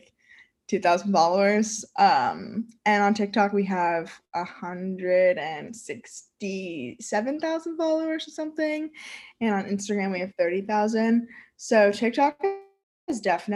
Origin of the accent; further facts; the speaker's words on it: New York, United States; I am from New York and I'm 20 years old